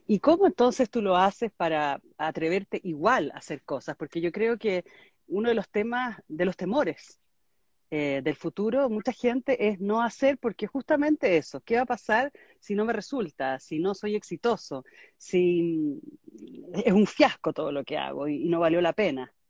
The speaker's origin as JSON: {"language": "Spanish", "country": "Chile", "also_born_or_lived": "Miami", "moved": "yes", "said": "Yo estoy, en este minuto me mudé a Chile a vivir. Estuve 21 años viviendo en Miami, también clima mm. tropical."}